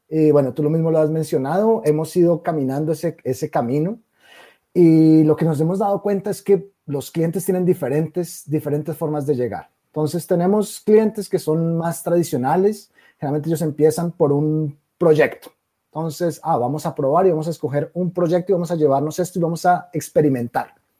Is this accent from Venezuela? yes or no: no; Colombia; moved away as an adult; also born or lived in Brazil; por mi acento, nacido en Colombia, soy colombiano